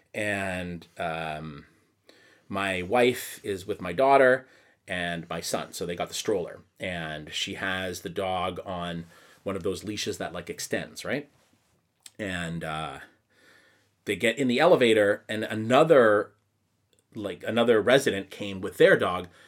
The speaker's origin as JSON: {"language": "English", "region": "Quebec", "country": "Canada", "accent": "Canadian", "moved": "yes", "lives_now": "Tokyo, Japan", "said": "I'm from the English side of a French-speaking city"}